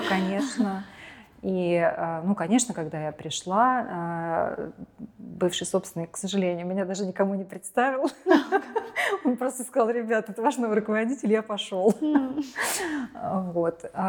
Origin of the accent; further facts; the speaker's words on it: Kemerovo, Kemerovo Oblast, Russia; в моем родном городе Кемерово